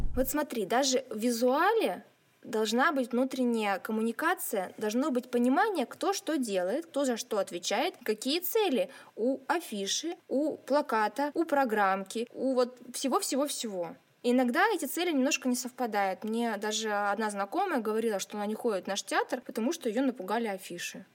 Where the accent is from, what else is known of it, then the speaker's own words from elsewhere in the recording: Siberia, Russia; also born or lived in Nizhnevartovsk; сибирячка, провинциалка и специалистка по связям с общественностью в Драмтеатре Нижневартовска.